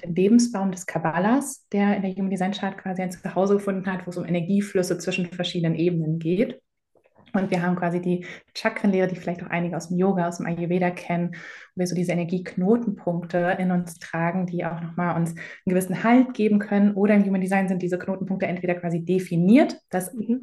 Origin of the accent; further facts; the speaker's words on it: Germany; in, Deutschland groß geworden, hier zur Schule gegangen